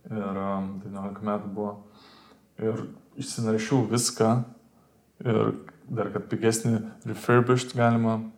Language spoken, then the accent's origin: Lithuanian; Lithuania; mes lietuviai